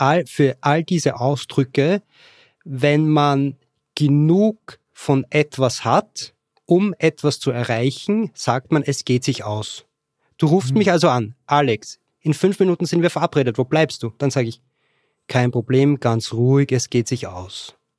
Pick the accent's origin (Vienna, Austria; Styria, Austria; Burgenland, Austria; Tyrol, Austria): Vienna, Austria; accent: Austrian; moved away as an adult; also born or lived in Lower Austria; now in Katowice, Poland; Ursprünglich komme ich aus Wien. Geboren wurde ich in Niederösterreich, habe aber dann den Großteil meines Lebens in Wien gewohnt